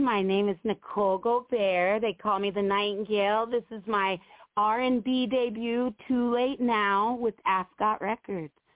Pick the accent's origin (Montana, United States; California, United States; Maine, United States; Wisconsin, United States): Montana, United States; also born or lived in Oakland; I'm from Montana